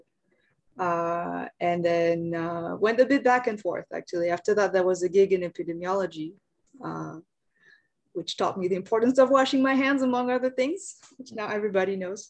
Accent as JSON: {"language": "English", "country": "France", "tie": "born or raised there", "also_born_or_lived": "Japan", "moved": "as an adult", "lives_now": "Seoul, South Korea", "said": "I'm from France originally, grew up there, but I spent about half of my life in France. So I stayed up until I finished my undergrad."}